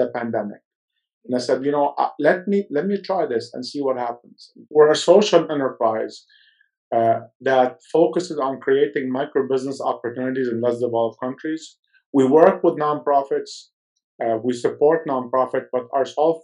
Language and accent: English; Lebanon; moved away; I was born in Lebanon